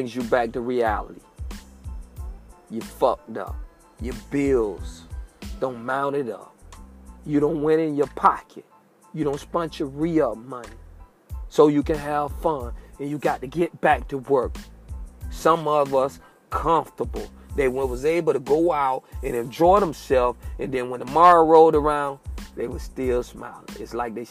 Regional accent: United States; I was born and raised in Sable Palm, G19 apartment, Bucktown.

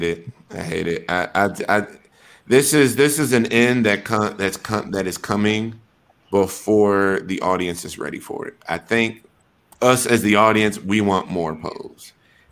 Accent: Wisconsin, United States; also born or lived in Atlanta / Denver / Houston / Chicago; I'm a nigga from Wisconsin. We ain't got no goddamn Ballroom out there.

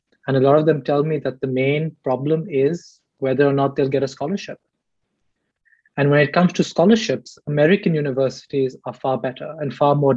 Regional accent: Delhi, India; moved away as an adult; now in United States; I'm from Delhi

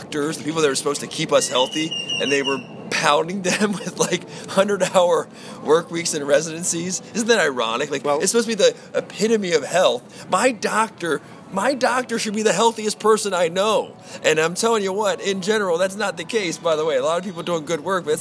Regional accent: Baltimore, Maryland, United States; Baltimore. So my hometown

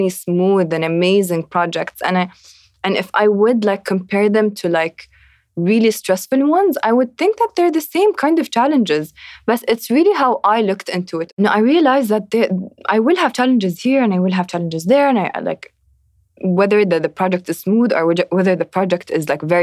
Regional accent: Abu Dhabi, United Arab Emirates; I'm from Abu Dhabi

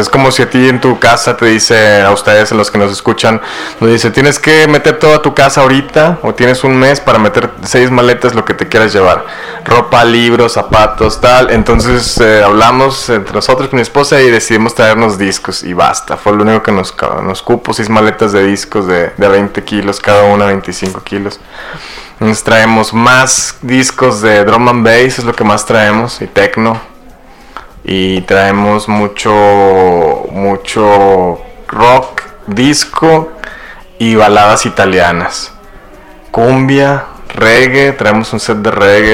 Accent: Saltillo, Coahuila, Mexico; moved away as an adult; also born or lived in Spain / London; yo soy aquí oriundo de Saltillo, Coahuila, de la, colonia Bellavista. Eh, pues aquí viví 20 años de mi vida, mi juventud

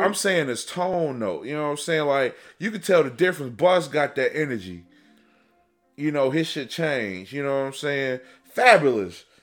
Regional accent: Chicago, Illinois, United States; moved away as an adult; also born or lived in Detroit; I was born and raised in Chicago.

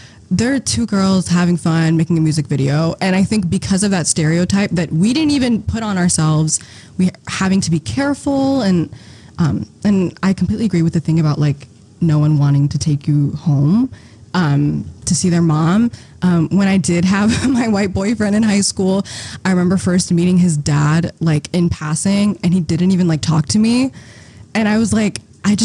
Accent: Eritrea; I'm from Eritrea, which is in a country in East Africa

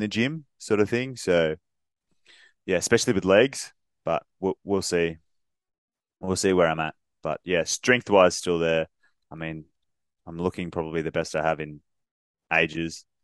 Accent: Australia; us being Australian

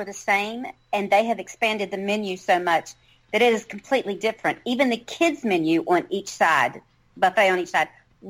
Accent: the South, United States; I'm from the South

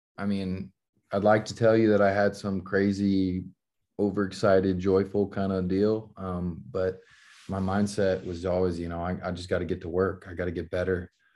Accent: Dallas, Texas, United States; back home playing for my hometown team

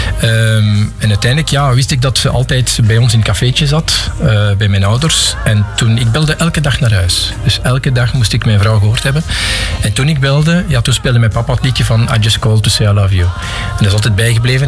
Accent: Pajottenland, Flanders, Belgium; also born or lived in Geraardsbergen / Galmaarden / Forest, Brussels; now in Lot, Belgium; Dus ik ben iemand die uit Pajotland komt. Ik ben geboren in Gerardsbergen in 65. En ik heb toen nog eh, tot mijn 4, 5 jaar in Galmaarden gewoond

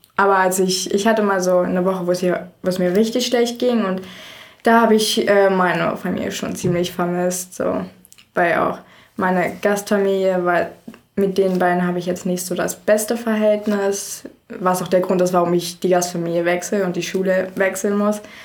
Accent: Frankfurt, Brandenburg, Germany; also born or lived in Iowa, United States; Ich komme aus Frankfurt, oder? Das ist eine Stunde weg von Berlin und direkt gegenüber von Polen

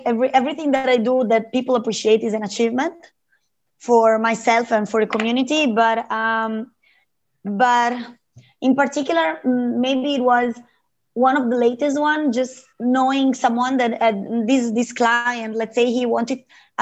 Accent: Lake Como, Lombardy, Italy; moved away as an adult; now in Australia; I come from Italy, from Lake Como

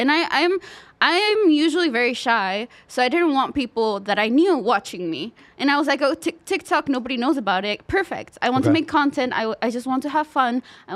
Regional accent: Mexico; moved away as an adult; now in United States; I'm from Mexico, but I'm half Japanese, half Mexican. So that's why I look Asian. But I grew up in Mexico

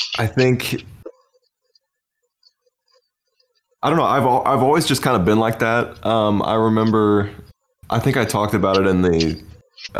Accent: St. Joseph, Missouri, United States; now in Springfield, United States; I live in Springfield, Missouri now. I come from St. Joseph, Missouri.

